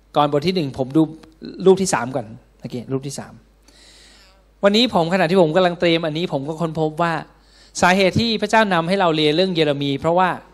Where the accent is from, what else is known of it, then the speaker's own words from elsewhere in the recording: Thailand; เราเกิดในแผ่นดินไทย